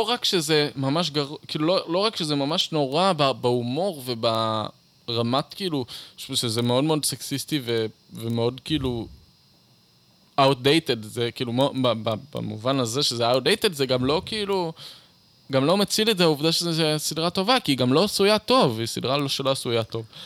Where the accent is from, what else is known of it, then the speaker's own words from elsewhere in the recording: Beersheba, Southern District, Israel; also born or lived in Eilat; גדלתי בבאר שבע ואז באילת